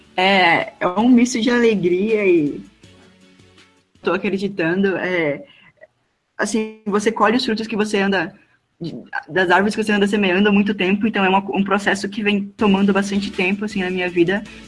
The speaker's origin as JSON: {"language": "Portuguese", "town": "Presidente Médici", "region": "Rondônia", "country": "Brazil", "said": "sou do interior do estado de Rondônia"}